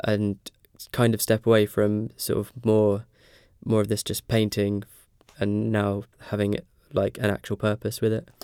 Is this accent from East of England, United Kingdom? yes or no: yes; Ipswich, East of England, United Kingdom; moved away as an adult; now in Norwich, United Kingdom; I'm from Ipswich